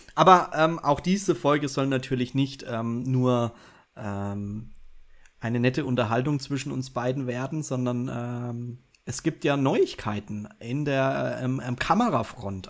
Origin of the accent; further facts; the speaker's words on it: Bavaria, Germany; Ich als Bayer